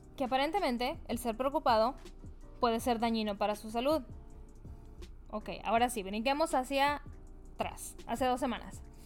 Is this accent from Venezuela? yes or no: no; Mexico; como buena mexicana